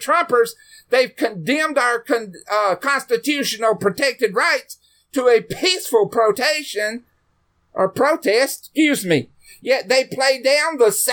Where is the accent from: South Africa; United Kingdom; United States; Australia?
United States; we Americans